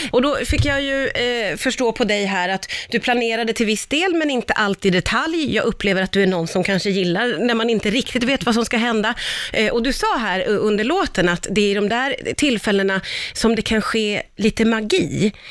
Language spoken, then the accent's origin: Swedish; Karlstad, Värmland, Sweden; Jag är från Karlstad.